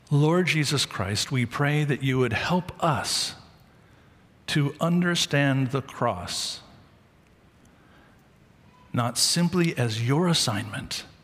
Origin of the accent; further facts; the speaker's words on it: Mumbai, Maharashtra, India; I'm from Mumbai. And I went to medical school there